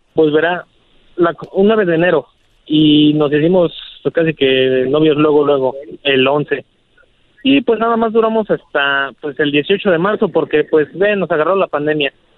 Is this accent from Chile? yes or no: no; Mexico City, Mexico; now in Arvin, United States; yo soy de la Ciudad de México